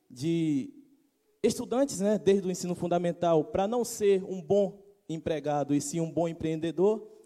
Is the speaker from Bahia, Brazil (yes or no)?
yes; Salvador, Bahia, Brazil; moved away as an adult; now in Campos dos Goytacazes, Brazil; sou de Salvador, Bahia.